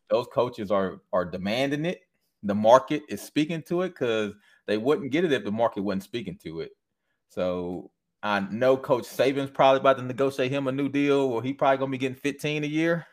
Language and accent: English; Michigan, United States; also born or lived in Louisiana; was born and raised in Michigan